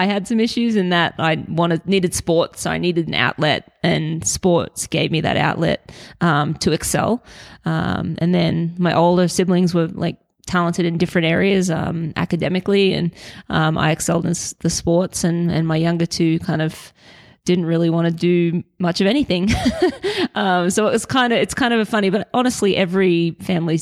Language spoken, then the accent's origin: English; Brisbane, Queensland, Australia; moved away as an adult; now in Colorado, United States; I'm Australian, born in Brisbane, Queensland, and grew up there